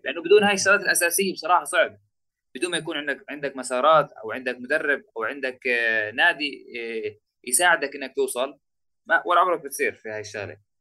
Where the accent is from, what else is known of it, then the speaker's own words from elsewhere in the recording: Jit, West Bank, Palestine; also born or lived in Jerusalem; انا فلسطيني من جيت